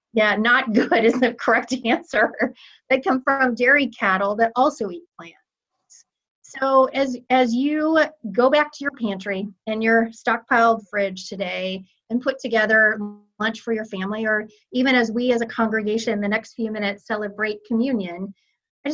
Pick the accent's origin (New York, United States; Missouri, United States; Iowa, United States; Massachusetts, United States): Iowa, United States; now in Kansas City, United States; my home state of Iowa